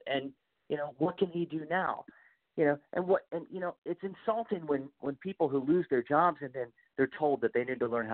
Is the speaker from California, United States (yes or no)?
no; Hagerstown, Maryland, United States; I grew up in Hagerstown